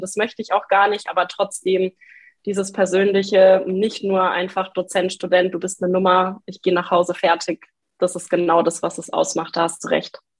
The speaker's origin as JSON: {"language": "German", "area": "Lower Franconia", "region": "Bavaria", "country": "Germany", "moved": "as an adult", "lives_now": "Passau, Germany", "said": "ich komme trotzdem aus Bayern, ein bisschen aus einem anderen Eck, eigentlich aus Unterfranken"}